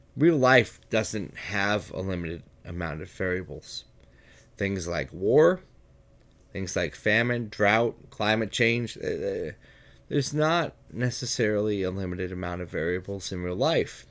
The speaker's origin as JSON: {"language": "English", "country": "United States", "said": "I'm an American"}